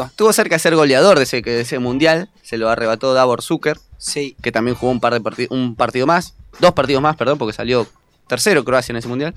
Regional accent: Concepción del Uruguay, Entre Ríos, Argentina; moved away; En Concordia, pero yo soy de Concepción del Uruguay.

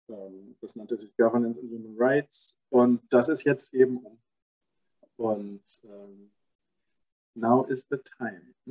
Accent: Stuttgart, Baden-Württemberg, Germany; Und in der Zeit in Stuttgart, wo ich aufgewachsen bin, gab es da nicht viele äh, Mütter, die dann alleine waren und arbeiten gegangen sind.

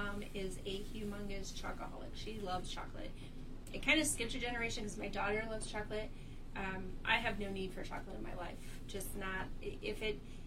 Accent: Michigan, United States; moved away; I'm from Michigan

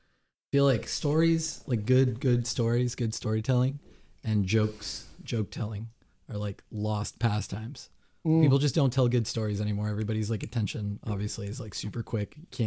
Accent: Miami, Florida, United States; But so I grew up in Miami, and Miami's, I don't know if you've been there, but it's like the most Latin Hispanic city in the country.

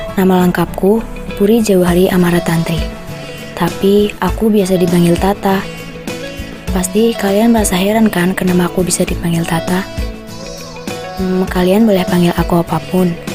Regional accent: Banyumas, Central Java, Indonesia; Aku lahir di Banyumas 24 Desember 2003

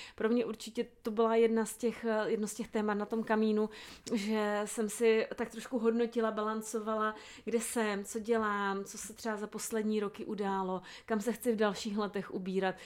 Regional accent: South Moravian Region, Czechia; jsem z Jižní Moravy

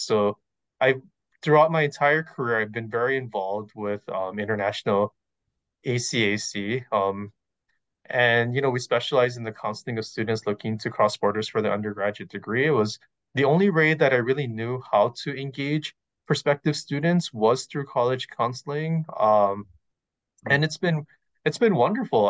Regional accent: Hawaii, United States; moved away as an adult; also born or lived in Riverside, California / Costa Mesa, California; now in California, United States; I'm originally from Hawaii.

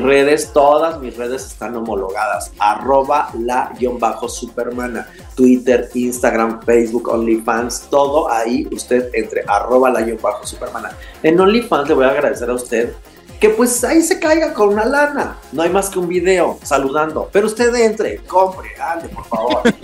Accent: Mexico; salir de mi tierra que tanto amo de manera eh, forzada

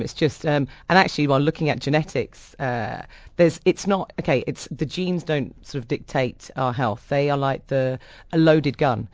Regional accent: London, United Kingdom; I come from a really large Irish family. I don't have the accent. I was brought up in London, but my parents are Irish

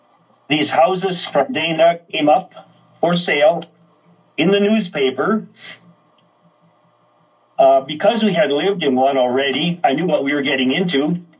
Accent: Bruno, Saskatchewan, Canada; Bruno was my hometown.

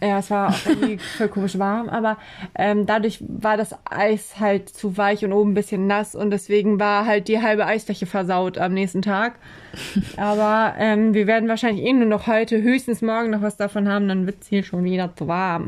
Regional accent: Oldenburg, Lower Saxony, Germany; in Eversen, wo ich aufgewachsen bin

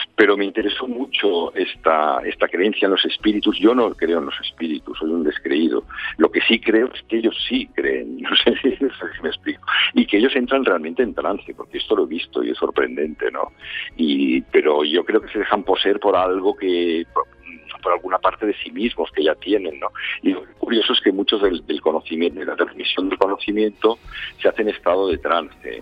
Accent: Barcelona, Catalonia, Spain; en Cataluña, en la parte donde yo crecí, donde, bueno, soy de Barcelona, pero donde pasaba veranos y así

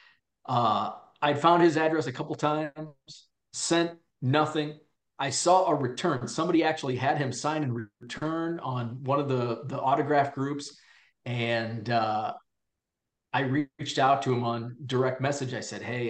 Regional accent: Peoria, Illinois, United States; I grew up in Illinois and, you know, lived kind of in the Peoria area

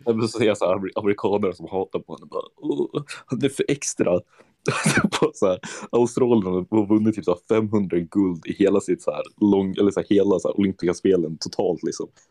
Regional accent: Sweden; moved away; jag är från Sverige

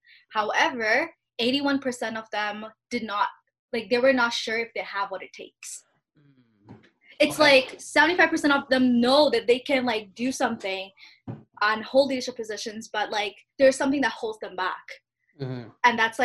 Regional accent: Bangladesh; now in Canada; Like, I'm Bangladeshi Canadian immigrant

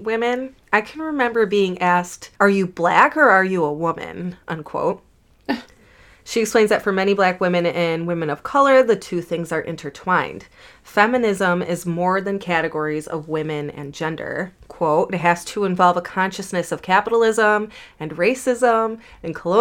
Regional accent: United States; I'm American

